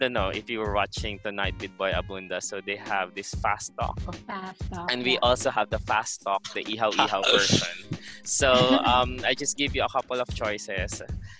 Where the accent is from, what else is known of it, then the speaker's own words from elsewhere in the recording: Philippines; Like, we are overseas Filipino workers as well.